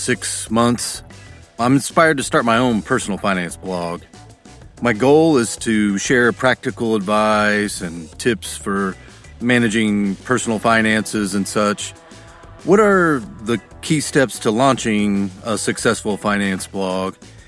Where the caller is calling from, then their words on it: Toronto, Ontario, Canada; Hi, Chris. … from Toronto.